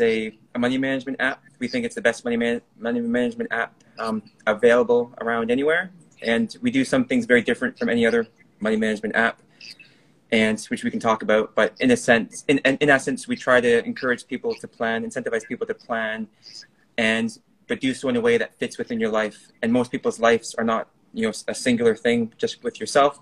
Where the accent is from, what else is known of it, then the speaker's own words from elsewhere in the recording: Canada; moved away; I was born in Canada, raised in Canada